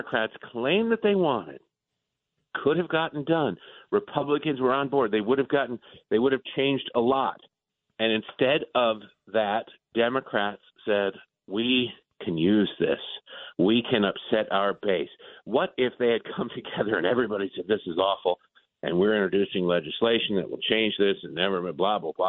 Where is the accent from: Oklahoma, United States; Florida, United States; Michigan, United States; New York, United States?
Michigan, United States; Detroit; moved away; also born or lived in Baltimore; I grew up in Detroit. I lived in Baltimore for 13 years.